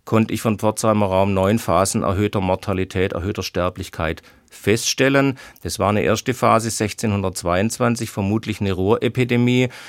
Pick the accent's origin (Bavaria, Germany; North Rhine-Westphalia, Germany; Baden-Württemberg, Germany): Baden-Württemberg, Germany; Rottweil; So kam ich dann äh, zunächst mal ins Stadtarchiv meiner Heimatstadt Rottweil.